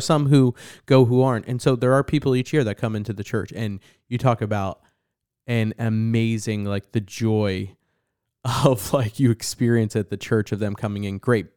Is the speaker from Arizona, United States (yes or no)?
no; New Jersey, United States; growing up in New Jersey, okay, is very culturally Catholic, Northeastern, you know, town